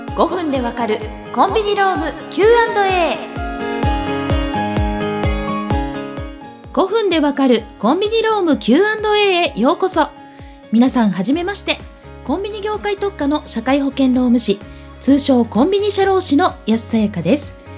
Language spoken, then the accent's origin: Japanese; Ehime, Japan; now in Tokyo, Japan; 千九百七十九年五月、愛媛県生まれですが、現在は東京拠点に全国で活動しています。